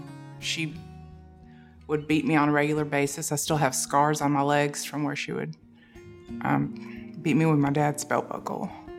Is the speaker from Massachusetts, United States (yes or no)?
no; Tallahassee, Florida, United States; I'm originally from Tallahassee, Florida. I moved around Florida quite a bit when I was young.